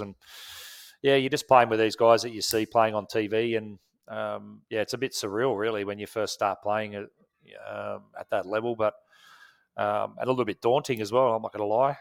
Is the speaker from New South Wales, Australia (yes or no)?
yes; Wollongong, New South Wales, Australia; I grew up in Wollongong down there.